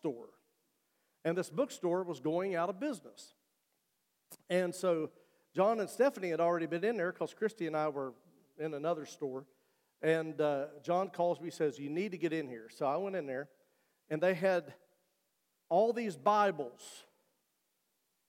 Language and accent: English; West Virginia, United States; I'm from West Virginia.